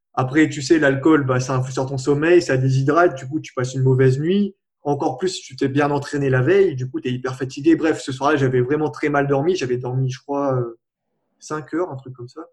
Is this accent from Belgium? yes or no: no; La Plaine-des-Palmistes, Réunion; je viens de la Réunion, de la plaine des Palmistes en plus